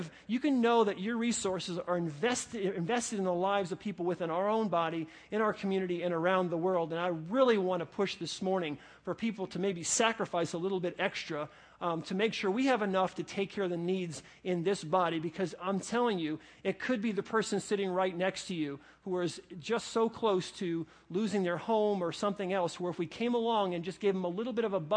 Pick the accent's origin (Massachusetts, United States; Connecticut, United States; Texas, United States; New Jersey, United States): New Jersey, United States; I was born in New Jersey